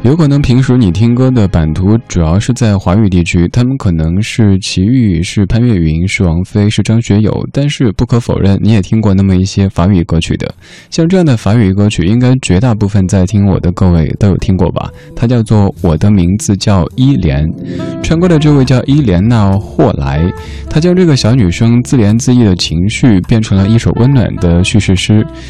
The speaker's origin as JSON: {"language": "Chinese", "town": "Chengdu", "region": "Sichuan", "country": "China", "said": "因为我成都人，成都话当中的刮就是傻的意思"}